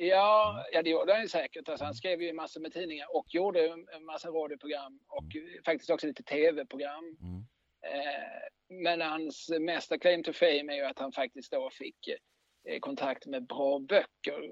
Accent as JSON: {"language": "Swedish", "town": "Eslöv", "region": "Skåne", "country": "Sweden", "tie": "born or raised there", "also_born_or_lived": "Lund", "moved": "as an adult", "lives_now": "Malmö, Sweden", "said": "sen bodde jag i Eslöv tills jag tog studenten"}